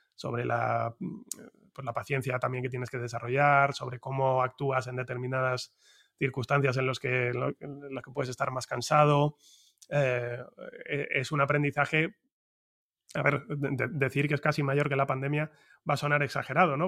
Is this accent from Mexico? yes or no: no; Madrid, Community of Madrid, Spain; first language Spanish; los que somos de Madrid